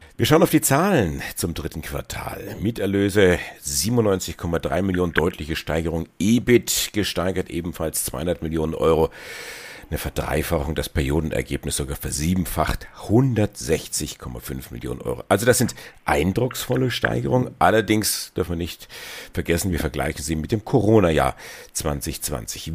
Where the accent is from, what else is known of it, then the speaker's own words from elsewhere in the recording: Germany; bei uns in Deutschland